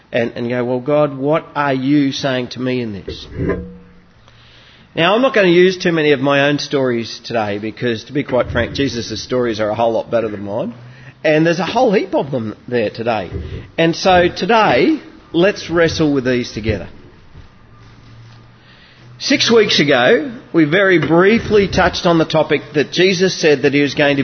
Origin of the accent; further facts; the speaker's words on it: Goondiwindi, Queensland, Australia; I grew up in Gundawindi